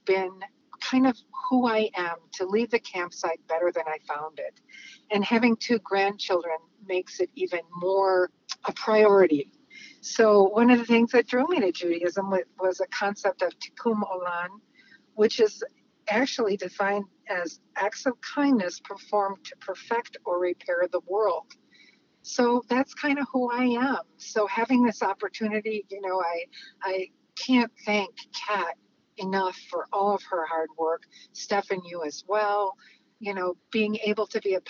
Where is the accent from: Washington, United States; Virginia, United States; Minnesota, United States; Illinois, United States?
Illinois, United States; Chicago; moved away; also born or lived in California; I spent a good bit of my life down in California. And what I witnessed after growing up in Chicago was so different.